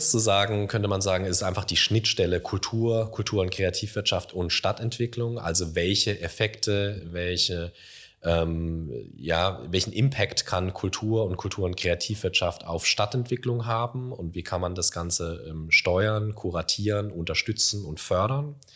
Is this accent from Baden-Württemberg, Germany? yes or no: yes; Karlsruhe, Baden-Württemberg, Germany; now in Mannheim, Germany; ich komme ursprünglich aus der Karlsruher Gegend und als ich hierher gezogen bin, habe ich also Beileidsbekundungen gekriegt. So, ah ja, nach Mannheim, ja.